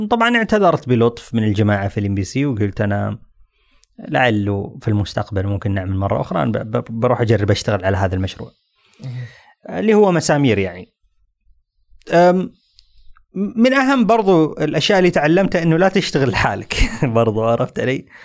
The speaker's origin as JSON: {"language": "Arabic", "country": "Saudi Arabia"}